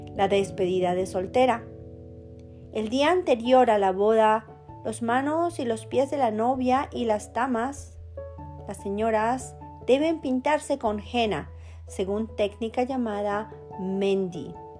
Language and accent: Spanish; Colombia; moved away; also born or lived in Germany; Me casé dos veces, una vez en mi país Colombia